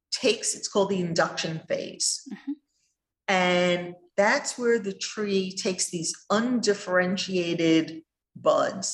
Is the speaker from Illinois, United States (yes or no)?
no; New York, United States; I grew up in New York in cold winters